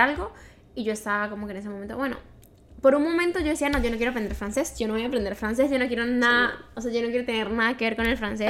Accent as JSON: {"language": "Spanish", "country": "Venezuela", "moved": "as an adult", "lives_now": "Montreal, Canada"}